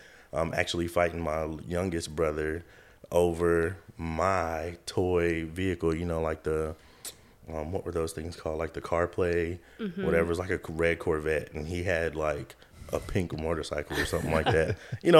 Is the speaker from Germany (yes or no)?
yes; Germany; how I ended back in high school with some of the people I grew up with in Germany.